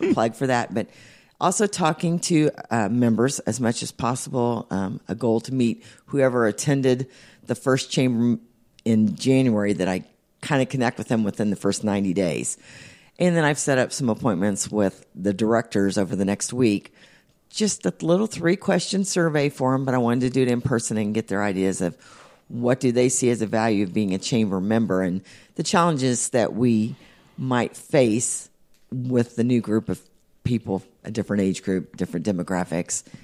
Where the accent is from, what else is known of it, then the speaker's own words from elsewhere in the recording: Indianapolis, Indiana, United States; also born or lived in Speedway, Indiana / Pittsboro, Indiana; Indianapolis and Speedway, I moved out here when I was twelve and have stayed ever since